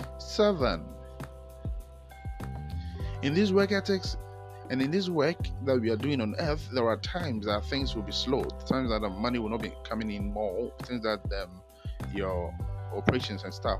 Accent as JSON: {"language": "English", "country": "Ghana", "said": "I'm a Ghanaian"}